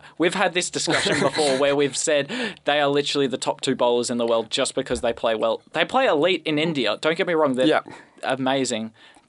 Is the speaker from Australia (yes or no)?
yes; Australia; as an Australian cricket fan, the only tests that matter are the tests in Australia.